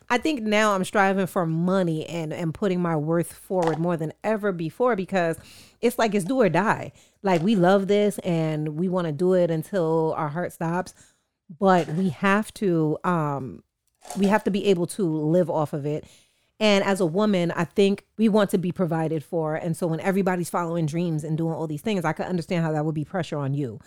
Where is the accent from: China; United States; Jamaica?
Jamaica; as a Jamaican